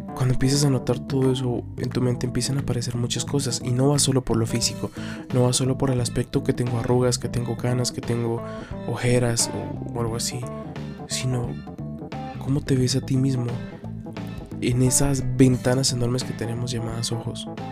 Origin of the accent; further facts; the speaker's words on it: Guatemala; acá en mi país, Guatemala